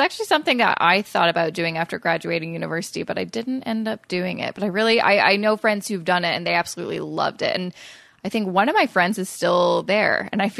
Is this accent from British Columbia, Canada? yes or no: yes; Coquitlam, British Columbia, Canada; moved away as an adult; also born or lived in Vancouver; now in Toronto, Canada; I'm from Coquitlam originally, but I moved to Vancouver after I graduated university and, you know, moved out of my parents' place and just living in the city.